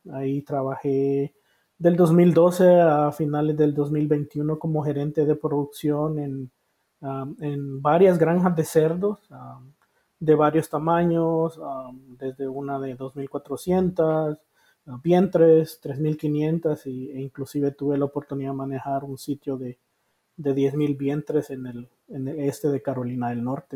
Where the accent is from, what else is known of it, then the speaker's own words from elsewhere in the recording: Honduras; moved away as an adult; also born or lived in Costa Rica; now in United States; yo soy hondureño ah, por nacimiento